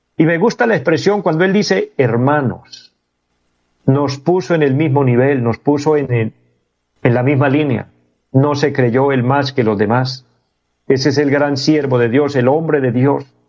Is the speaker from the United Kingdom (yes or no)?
no; Colombia